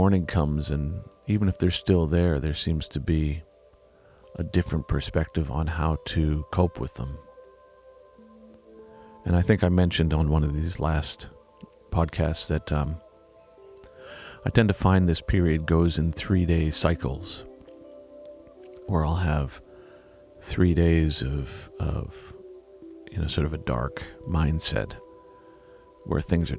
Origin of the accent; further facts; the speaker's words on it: Vancouver, British Columbia, Canada; I was raised in Vancouver.